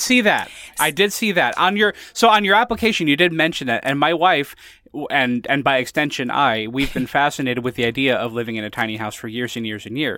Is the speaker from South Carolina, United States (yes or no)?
no; Connecticut, United States; I lived in Connecticut